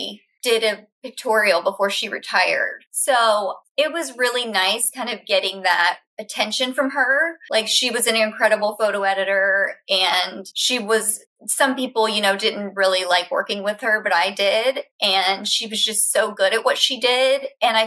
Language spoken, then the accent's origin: English; Florida, United States; moved away; also born or lived in London; I'm from Florida